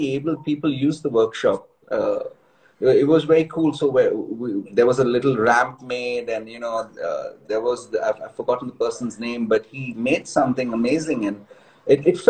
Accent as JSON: {"language": "English", "town": "Mumbai", "region": "Maharashtra", "country": "India", "tie": "born or raised there", "moved": "yes", "lives_now": "Bangalore, India", "said": "I'm from Bombay too"}